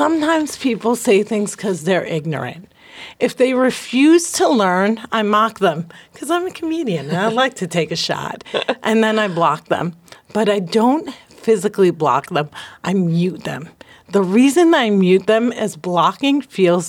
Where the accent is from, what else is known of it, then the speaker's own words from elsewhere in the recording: New Jersey, United States; I'm from Jersey.